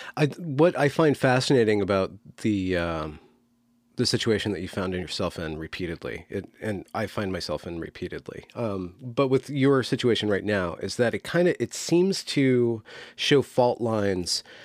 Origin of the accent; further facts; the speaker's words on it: United States; as an American